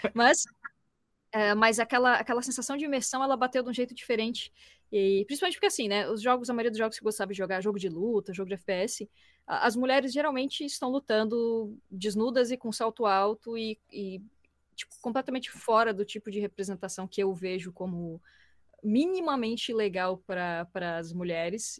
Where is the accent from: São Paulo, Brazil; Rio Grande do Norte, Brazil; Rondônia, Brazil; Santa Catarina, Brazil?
Santa Catarina, Brazil; Florianópolis; sou de Floripa